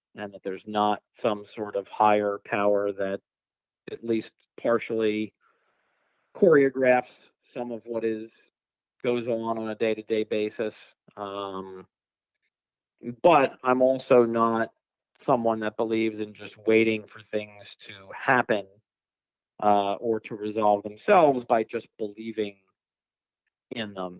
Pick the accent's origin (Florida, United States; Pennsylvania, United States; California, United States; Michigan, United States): Pennsylvania, United States; Philadelphia; now in West Coast, United States; I grew up in uh, Philadelphia, so I'm originally from the East Coast